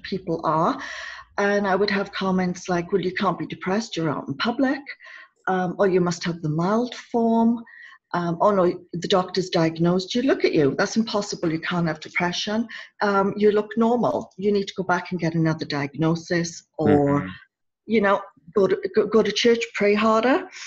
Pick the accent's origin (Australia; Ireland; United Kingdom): United Kingdom; I'm a Brit